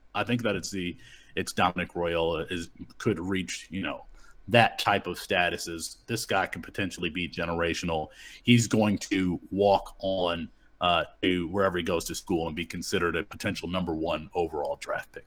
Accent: Kalamazoo, Michigan, United States; Kalamazoo stand-up where I grew up, my hometown

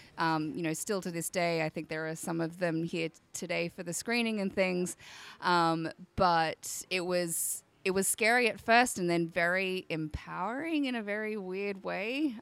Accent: Australia; I'm from Australia, if you can't tell

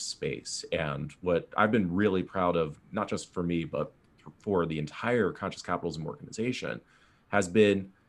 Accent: East Coast, United States; now in California, United States; I grew up on the East Coast

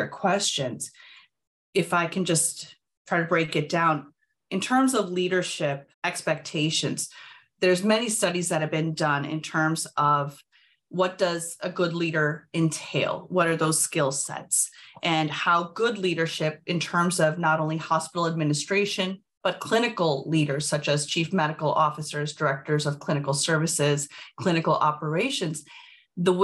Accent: Midwest, United States; I am born and raised in the Midwest

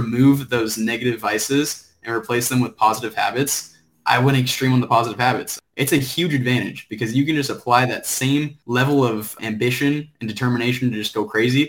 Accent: Orange County, California, United States; moved away as an adult; also born or lived in Florida; now in Stillwater, United States; I was born in Florida. Moved to Orange County when I was about 3, and I was that typical surfer, skater, snowboard kid.

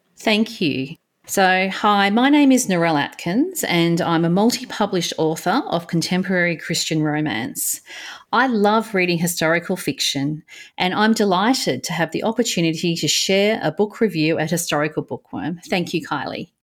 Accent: Australia; Being an Aussie

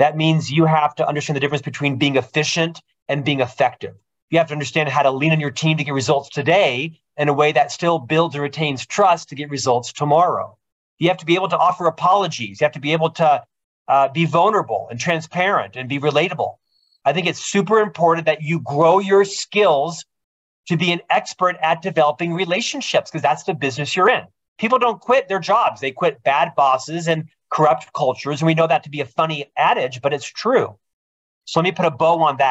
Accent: Orlando, Florida, United States; moved away as an adult; also born or lived in Provo, Utah; Originally from Florida, I'm from Orlando

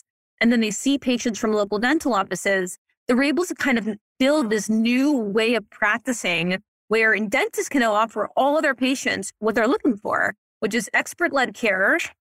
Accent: New Orleans, Louisiana, United States; also born or lived in New York; now in Los Angeles, United States; I grew up in New Orleans.

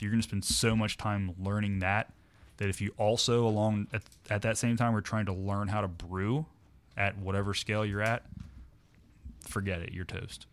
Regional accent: Morrow, Ohio, United States; I grew up in Morrow.

